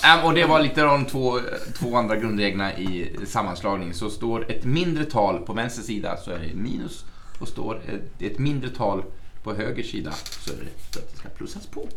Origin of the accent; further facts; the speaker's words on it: Arbetarbladet's area, Gävleborg County, Sweden; det är Arbetarbladet. Det är ju från mina hemtrakter